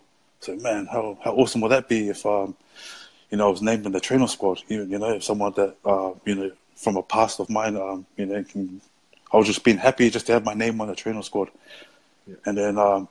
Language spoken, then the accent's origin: English; Auckland, New Zealand; I'm from West Auckland. I started to think, man, I need to start representing West Auckland, the school I come from